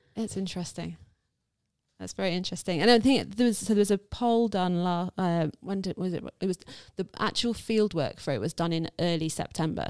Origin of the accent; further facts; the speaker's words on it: United Kingdom; I'm white, I'm British